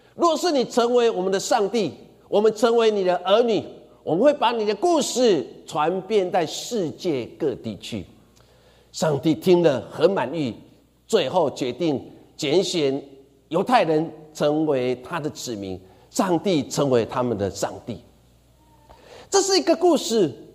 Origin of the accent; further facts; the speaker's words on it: Sanchong, New Taipei, Taiwan; 我每次我的外公从彰化来到三重的时候